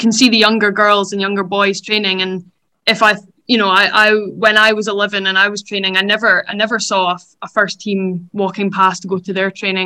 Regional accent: Dundee, Scotland, United Kingdom; moved away as an adult; now in Edinburgh, United Kingdom; I moved to Edinburgh from Dundee when I was 18 to go to university

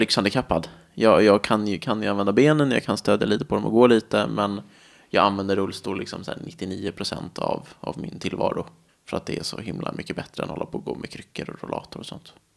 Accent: Nacka, Stockholm County, Sweden; now in Täby, Sweden; sen flyttade vi till ett radhus i Nacka. Och där är jag väl uppvuxen egentligen

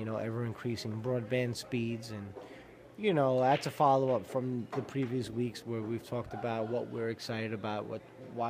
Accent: New York City, New York, United States; I grew up in Queens

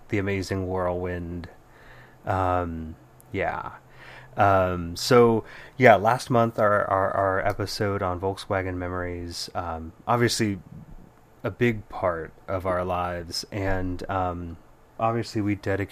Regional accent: Bay Area, California, United States; our memories growing up in the Bay Area in the 80s and 90s

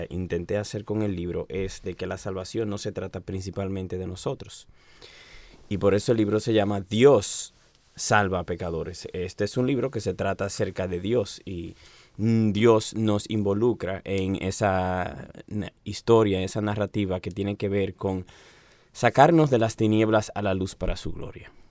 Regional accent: Santiago de los Caballeros, Santiago, Dominican Republic; moved away as an adult; now in Santo Domingo, Dominican Republic; yo soy el segundo hijo del pastor Oscar Arocha de Santiago de los Caballeros.

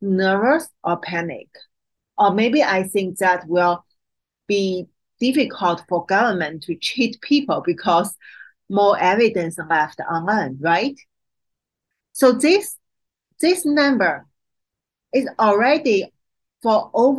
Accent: Qingdao, Shandong, China; moved away as an adult; my hometown, Qingdao

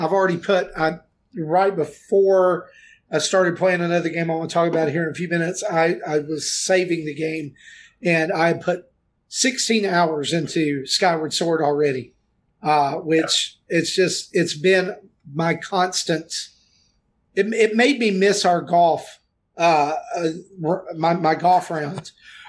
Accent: the South, United States; I'm from the South

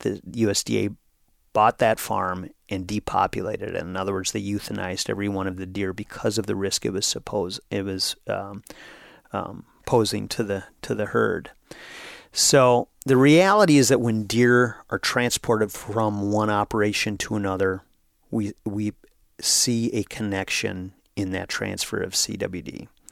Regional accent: Brainerd, Minnesota, United States; my hometown of Brainerd, Minnesota

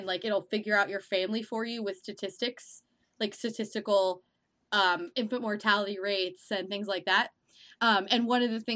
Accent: Midwest, United States; I grew up in the Midwest

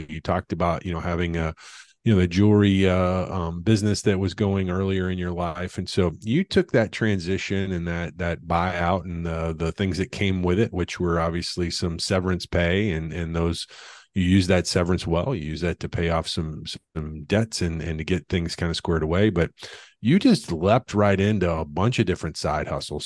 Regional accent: the Ozarks, United States; I'm from the Ozarks, and you know, to be honest, money was qu- quite frankly was very rare period amongst anyone in the community

